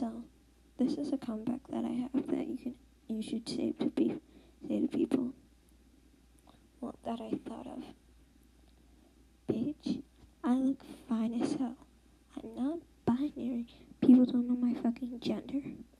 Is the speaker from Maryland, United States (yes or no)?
yes; New York, Maryland, United States; born and raised in Maryland, New York, and I actually live in Maryland right now, but I did live in New York